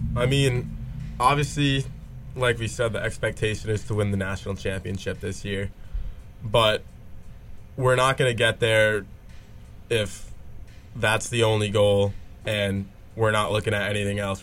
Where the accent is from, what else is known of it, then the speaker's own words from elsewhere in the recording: Rhode Island, United States; I'm from Rhode Island